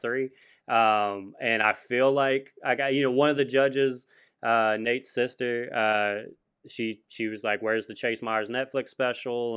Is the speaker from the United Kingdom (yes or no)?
no; Louisiana, United States; Oh, Louisiana